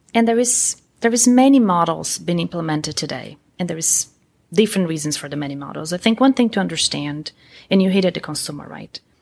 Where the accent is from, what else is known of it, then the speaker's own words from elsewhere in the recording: Brazil; moved away as an adult; also born or lived in Columbus, Ohio; now in United States; I'm originally from Brazil. I came to the U S over twenty years ago.